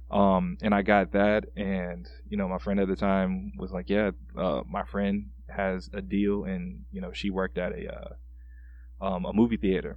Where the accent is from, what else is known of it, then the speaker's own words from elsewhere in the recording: Panama City, Florida, United States; moved away as an adult; now in Minnesota, United States; I'm originally from Panama City, Florida.